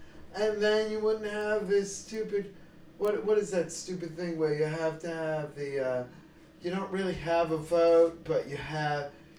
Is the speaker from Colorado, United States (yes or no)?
no; Texas, United States; I was born in Texas.